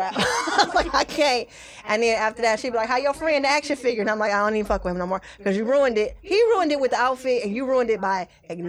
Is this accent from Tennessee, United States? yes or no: no; Detroit, Michigan, United States; I'm from Plymouth and Wyoming.